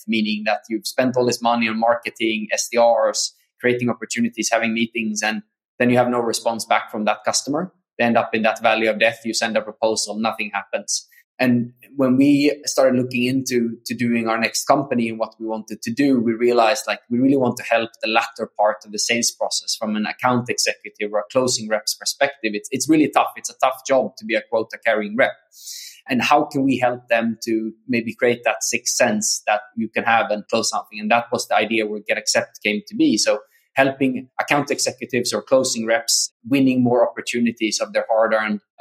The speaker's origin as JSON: {"language": "English", "country": "Sweden", "tie": "born or raised there", "also_born_or_lived": "South America / San Diego", "moved": "as an adult", "said": "I'm Swedish, born and raised in Sweden."}